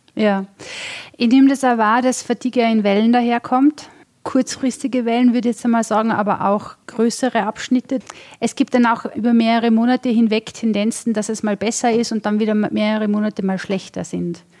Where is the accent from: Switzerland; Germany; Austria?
Austria; Vorarlberg; Tatsächlich, ich komme aus Vorarlberg